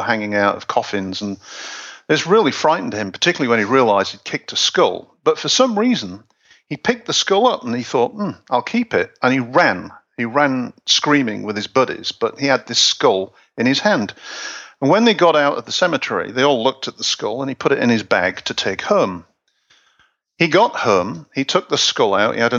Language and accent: English; Hull, Yorkshire and the Humber, United Kingdom; I'm from Hull